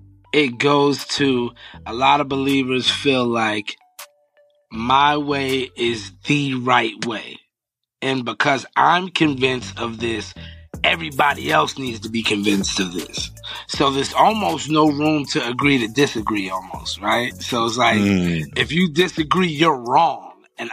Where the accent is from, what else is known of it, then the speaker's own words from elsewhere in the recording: Philadelphia, Pennsylvania, United States; also born or lived in Long Island, New York; Moved to Philly when I was young, yeah.